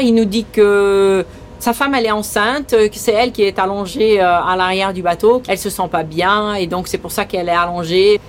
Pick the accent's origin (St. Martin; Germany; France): St. Martin; accent: un peu bizarre; first language Dutch; French is a second language; also born or lived in Belgium; Je suis née en Belgique. Je suis venue à Saint-Martin à l'âge de 8 ans.